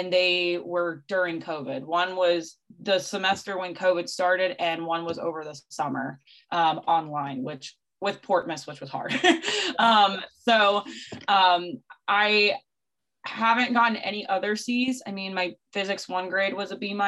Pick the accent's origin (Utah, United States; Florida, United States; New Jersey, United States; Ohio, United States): Florida, United States; the Florida Keys, United States; I'm from the Keys